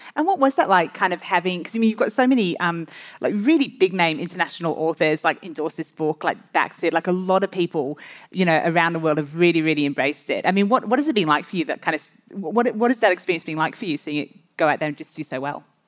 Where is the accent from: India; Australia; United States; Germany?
Australia; I'm an Australian author of five Australian mystery novels